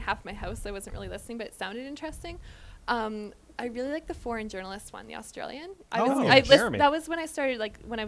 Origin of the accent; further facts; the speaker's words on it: Calgary, Alberta, Canada; also born or lived in Edmonton; I'm from Calgary, but I interned in Edmonton